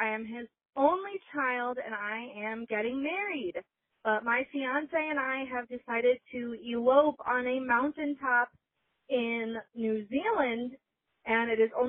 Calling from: Chicago, Illinois, United States; I'm from Chicago.

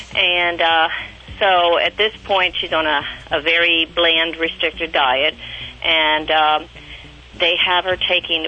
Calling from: Reading, Pennsylvania, United States; I'm from Reading, Pennsylvania, WEEU.

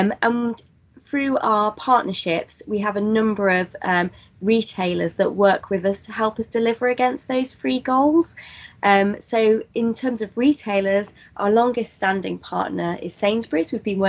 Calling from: Lincolnshire, East Midlands, United Kingdom; I'm calling from Lincolnshire, which is just down the road from our HQ here at the Woodland Trust.

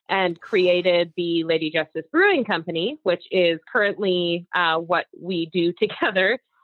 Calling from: Colorado, United States; Hello. We're calling from Mountainton.

